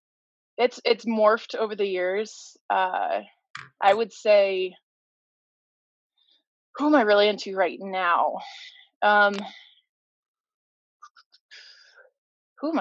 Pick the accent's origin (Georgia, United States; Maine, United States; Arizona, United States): Arizona, United States; also born or lived in Denver, Colorado; I'm originally from, I was born in Denver, but I'm from Arizona, like Phoenix, Prescott, Flagstaff, the whole nine.